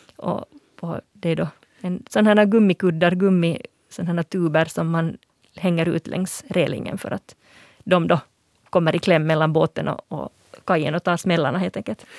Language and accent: Swedish; Finland; som finlandssvensk språkvetare